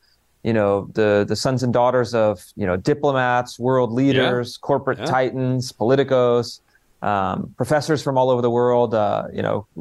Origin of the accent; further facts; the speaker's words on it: Sacramento, California, United States; moved away as an adult; also born or lived in Washington, D.C.; I was growing up in Sacramento, kind of outer suburb of Sacramento.